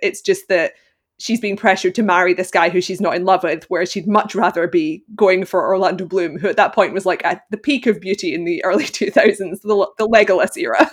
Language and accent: English; Glasgow, Scotland, United Kingdom; I am from Glasgow, Scotland, and I currently live there as well